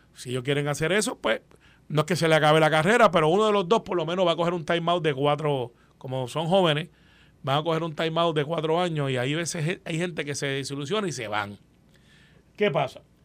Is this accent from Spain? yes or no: no; Guaynabo, Puerto Rico; yo soy de Guaynabo